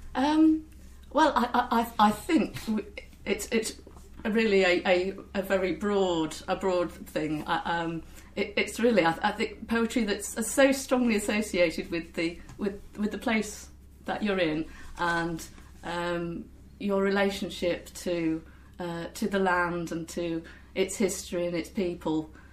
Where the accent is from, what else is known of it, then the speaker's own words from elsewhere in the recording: near Lincoln, East Midlands, United Kingdom; moved away; I'm from uh, near Lincoln originally